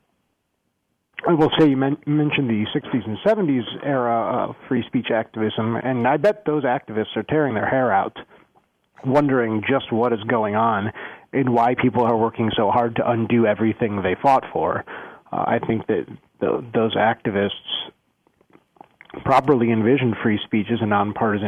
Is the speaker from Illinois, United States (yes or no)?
yes; Skokie, Illinois, United States; I grew up in Skokie